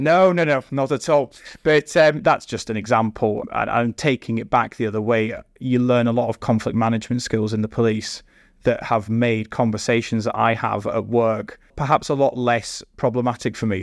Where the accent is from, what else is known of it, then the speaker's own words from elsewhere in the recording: Scotland, United Kingdom; moved away as an adult; now in Staffordshire, United Kingdom; I grew up and studied in Scotland